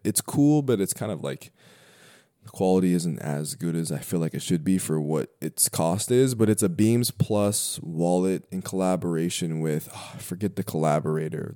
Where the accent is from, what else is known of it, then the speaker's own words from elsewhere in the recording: Denver, Colorado, United States; moved away as an adult; now in New York, United States; I grew up in Colorado, uh, born and raised in Denver